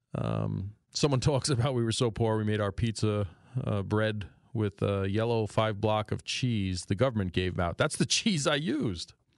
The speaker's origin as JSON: {"language": "English", "town": "New York City", "region": "New York", "country": "United States", "tie": "born or raised there", "also_born_or_lived": "Port Jefferson, New York", "accent": "New York", "moved": "as an adult", "lives_now": "Northeast Pennsylvania, United States", "said": "I grew up in Astoria, Queens, in New York City"}